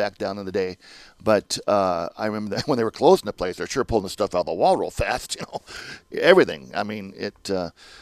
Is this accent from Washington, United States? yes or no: yes; Olympia, Washington, United States; moved away as an adult; now in Las Vegas, United States; I'm from the Pacific Northwest, Olympia, Washington.